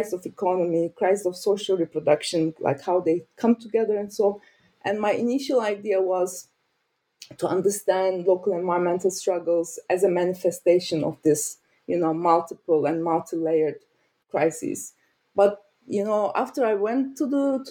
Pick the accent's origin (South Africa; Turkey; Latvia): Turkey; moved away as an adult; also born or lived in Ankara, Turkey / Lancaster, United Kingdom; now in Berlin, Germany; I'm from Turkey, and I studied in Ankara